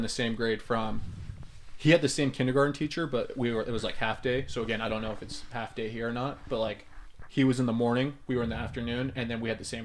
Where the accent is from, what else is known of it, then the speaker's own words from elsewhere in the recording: Las Vegas, Nevada, United States; I grew up in Vegas